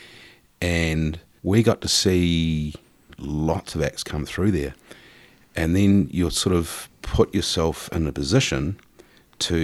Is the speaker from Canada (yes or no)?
no; New Zealand; also born or lived in Auckland, New Zealand; coming back home as a New Zealander